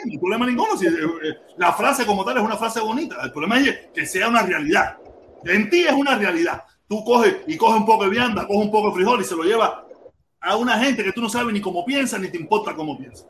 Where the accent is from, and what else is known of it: Cuba; moved away